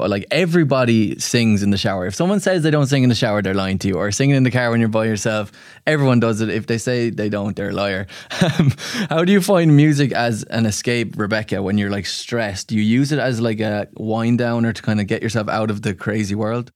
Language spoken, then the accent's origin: English; Ireland; as an Irishman